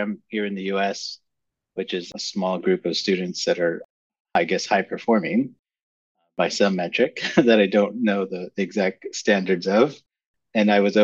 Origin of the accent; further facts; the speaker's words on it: San Antonio, Texas, United States; moved away; I grew up in South Texas, in San Antonio, Texas, to be more precise.